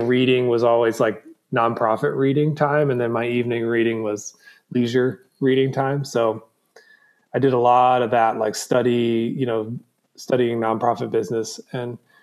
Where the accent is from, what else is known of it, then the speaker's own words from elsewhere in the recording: Southwest Virginia, United States; also born or lived in Memphis, Tennessee; I grew up in Southwest Virginia